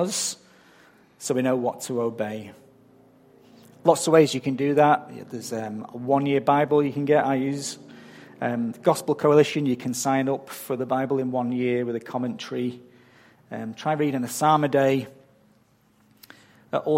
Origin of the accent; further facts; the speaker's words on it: England, United Kingdom; moved away as an adult; now in Australia; I'm not from round here. I'm from England. And I don't think my accent has changed much since I got here 14 years ago